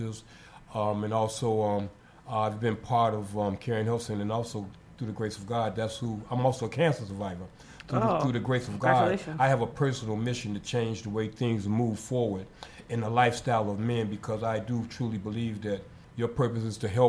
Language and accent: English; Chicago, Illinois, United States; moved away; It's funny you mentioned Chicago because that is my home. That is my hometown.